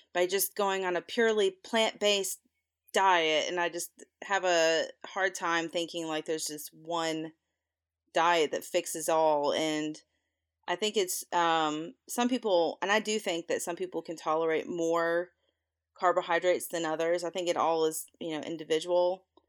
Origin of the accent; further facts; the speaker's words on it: the South, United States; I'm from the South